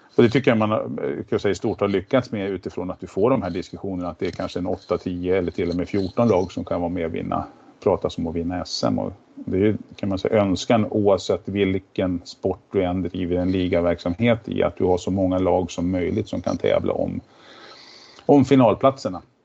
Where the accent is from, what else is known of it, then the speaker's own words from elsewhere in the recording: Järna, Stockholm County, Sweden; Jag är ju född och uppvuxen ute i Järna